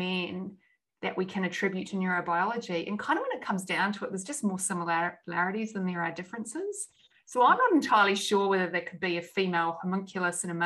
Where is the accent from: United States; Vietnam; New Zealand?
New Zealand; moved away; I grew up in New Zealand